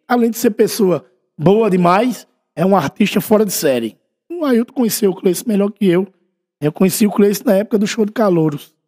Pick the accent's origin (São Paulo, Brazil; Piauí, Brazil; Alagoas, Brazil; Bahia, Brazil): Alagoas, Brazil; União dos Palmares; eu sou da Rua Nova, né? Eu nasci e me criei ali na Rua Nova